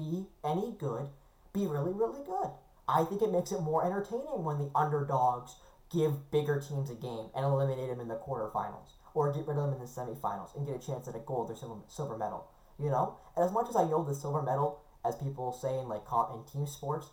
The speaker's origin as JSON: {"language": "English", "country": "Canada"}